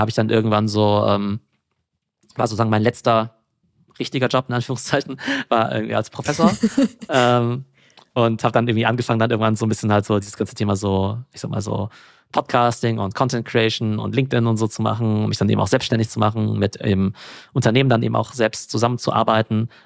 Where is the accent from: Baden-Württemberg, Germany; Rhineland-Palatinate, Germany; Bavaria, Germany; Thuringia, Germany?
Baden-Württemberg, Germany; Karlsruhe; also born or lived in Mannheim / France / England; im schönen Karlsruhe. Ja, das mhm. ist in äh, Baden-Württemberg